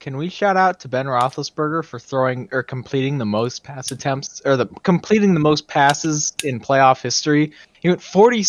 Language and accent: English; Canada